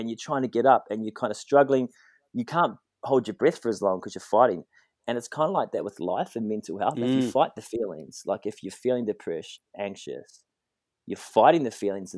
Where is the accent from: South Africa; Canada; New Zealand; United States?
New Zealand; I grew up in New Zealand playing rugby, surfing, just the happy kid